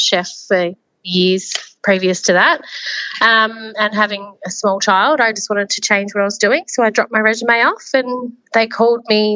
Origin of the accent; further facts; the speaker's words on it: Loch / Korumburra area, Victoria, Australia; now in Korumburra, Australia; I grew up in the Lock Crowira area, and I moved to Currumburra when I was 18.